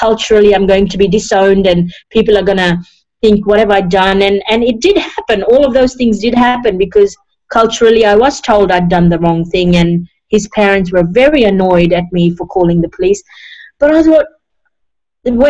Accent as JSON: {"language": "English", "country": "Fiji", "tie": "born or raised there", "also_born_or_lived": "India / New Zealand / Sydney, Australia", "moved": "yes", "lives_now": "Australia", "said": "I was born in Fiji, a third generation Indian born in Fiji"}